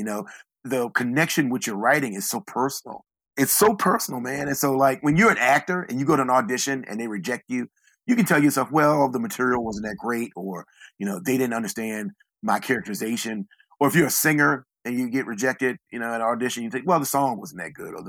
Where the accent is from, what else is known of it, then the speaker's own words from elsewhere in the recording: Southeastern Virginia, United States; I'm from Southeastern Virginia. I live in a small town